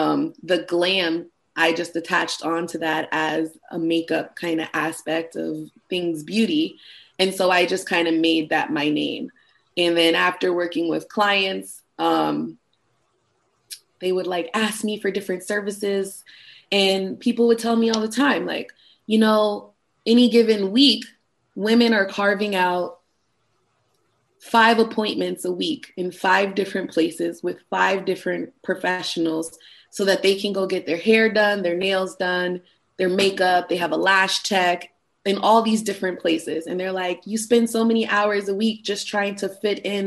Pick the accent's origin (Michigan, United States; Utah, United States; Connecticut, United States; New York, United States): Connecticut, United States; moved away as an adult; also born or lived in Norfolk, Virginia; I grew up in Connecticut